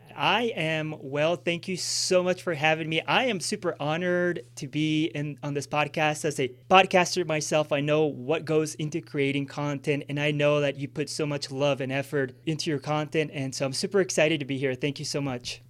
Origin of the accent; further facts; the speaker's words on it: Villavicencio, Meta, Colombia; moved away; I grew up in Colombia when I was eighty, grew up in Villavicencio, uh, Los Llanos Orientales